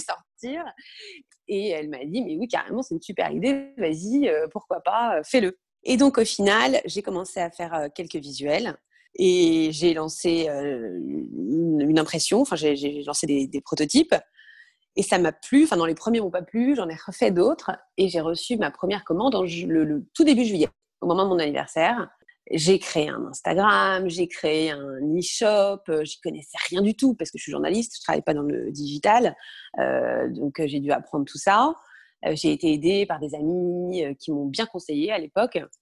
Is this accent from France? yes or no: yes; Brittany, France; moved away as an adult; also born or lived in Paris; j'ai grandi en Bretagne, j'ai passé mon bac, bac S en Bretagne.